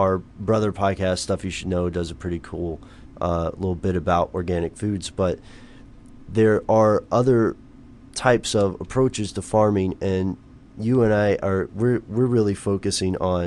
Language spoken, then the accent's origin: English; Tennessee, United States; I'm from Tennessee, my grandparents had a farm